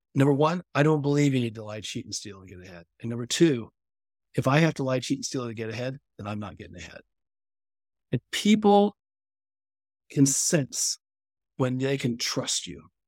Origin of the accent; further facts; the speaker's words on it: California, United States; I grew up in California